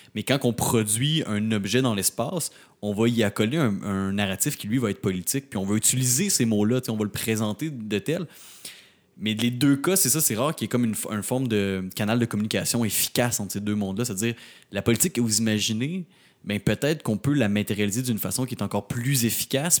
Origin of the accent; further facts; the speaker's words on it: Rimouski, Quebec, Canada; now in Montreal, Canada; je viens de Rimouski, je viens, je viens pas de la ville